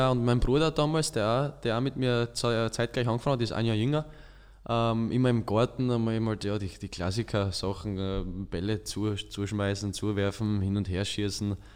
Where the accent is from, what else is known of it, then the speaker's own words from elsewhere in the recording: Wolfsberg, Carinthia, Austria; born there; Ja, also grundsätzlich bin ich in Österreich geboren, Bezirk Volzberg.